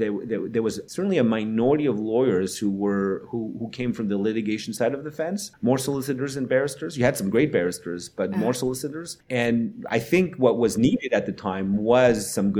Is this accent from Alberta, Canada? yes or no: no; Moncton, New Brunswick, Canada; moved away as an adult; I was born and raised in Moncton